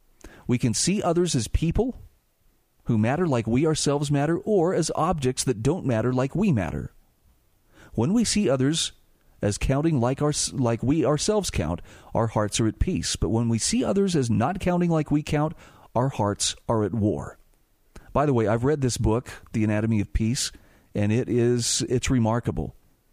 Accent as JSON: {"language": "English", "region": "Utah", "country": "United States", "tie": "born or raised there", "said": "here in my home state of Utah, why we've had 2 days with over 1,000 new cases."}